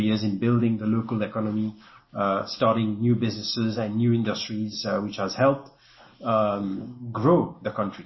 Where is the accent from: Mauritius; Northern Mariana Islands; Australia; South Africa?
Mauritius; accent: a bit French; I'm from Mauritius, and that's my country where I come from this part of the world.